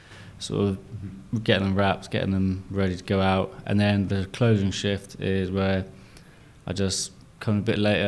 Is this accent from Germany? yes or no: no; Penzance, South West England, United Kingdom; moved away as an adult; now in London, United Kingdom; Born and raised in Penzance, PZ